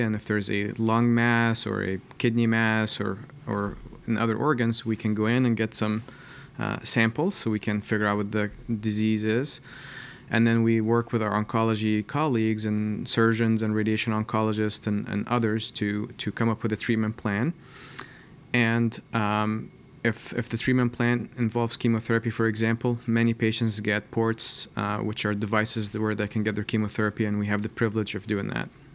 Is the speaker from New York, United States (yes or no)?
no; Columbus, Ohio, United States; I'm from Columbus, and I did my, uh, training here, uh, at Ohio State